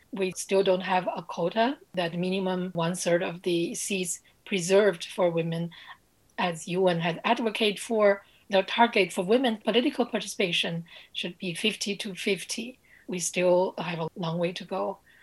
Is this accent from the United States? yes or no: no; Beijing, China; I speak with you from Beijing, China, my hometown